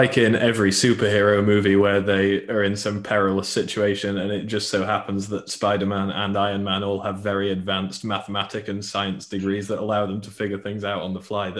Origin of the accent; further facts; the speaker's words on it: the north of England, United Kingdom; I'm from the North